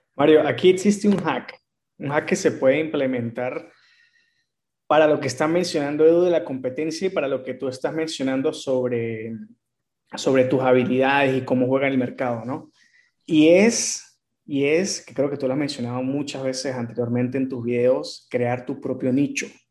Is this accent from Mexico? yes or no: no; Venezuela; mi país Venezuela